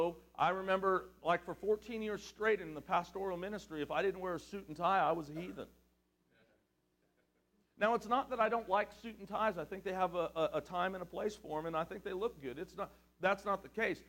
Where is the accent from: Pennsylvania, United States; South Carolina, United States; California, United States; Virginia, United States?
California, United States; I'm from California